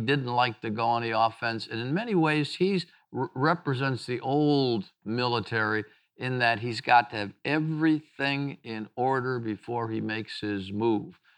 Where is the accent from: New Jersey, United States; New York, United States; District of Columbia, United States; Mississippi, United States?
Mississippi, United States; my home state of Mississippi